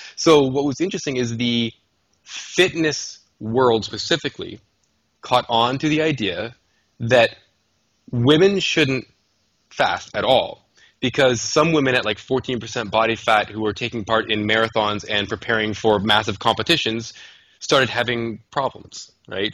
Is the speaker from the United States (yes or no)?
no; Canada; I'm a Canadian